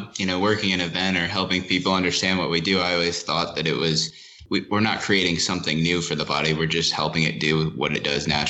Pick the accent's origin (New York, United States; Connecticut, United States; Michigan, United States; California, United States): New York, United States; growing up in New York